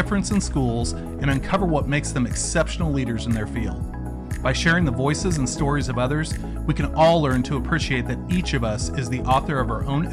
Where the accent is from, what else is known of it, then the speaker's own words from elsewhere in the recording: Nebraska, United States; accent: Nebraska Midwestern; my Nebraska Midwestern accent